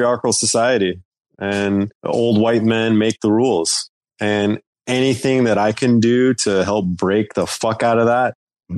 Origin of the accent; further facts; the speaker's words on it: North Carolina, United States; I grew up in the South in North Carolina